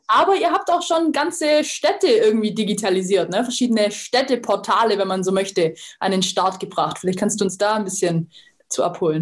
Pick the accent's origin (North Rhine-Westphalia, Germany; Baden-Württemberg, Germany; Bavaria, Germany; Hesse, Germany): Baden-Württemberg, Germany; Lake Constance region; aus meiner Heimat, vom, aus der Bodenseeregion, aus Weingarten